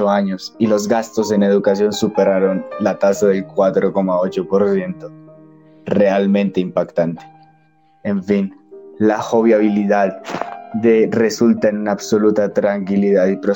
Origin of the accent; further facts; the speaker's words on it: Russia; Spanish is a second language; now in Croatia; Aunque soy originario de Rusia, he vivido 25 años aquí en Croacia.